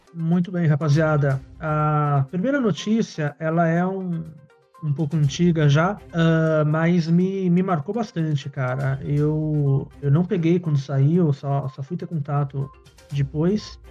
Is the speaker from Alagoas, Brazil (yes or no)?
no; São Paulo, Brazil; eu também vim da, da periferia de São Paulo uh, Parque Novo Mundo, Zona Norte, quase Guarulhos